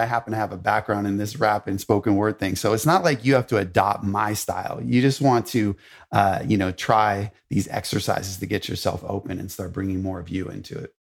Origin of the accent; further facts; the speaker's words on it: Los Angeles, California, United States; I grew up in Hollywood, in Los Angeles